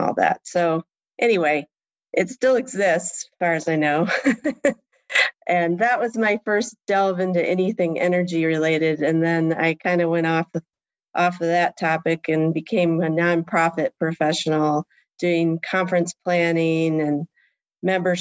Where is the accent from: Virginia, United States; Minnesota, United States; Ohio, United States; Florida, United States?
Ohio, United States; Port Clinton; moved away as an adult; also born or lived in Kalamazoo, Michigan / New York / Germany; now in Washington, D.C., United States; that's where I really grew up, in Port Clinton, Ohio, which is a small town on Lake Erie.